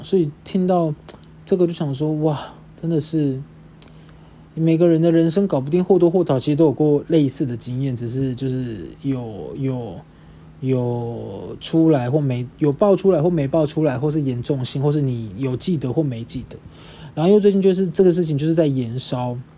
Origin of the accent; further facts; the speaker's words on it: Kaohsiung, Taiwan; moved away; 我的家庭就是我的老家。我这次回高雄的时候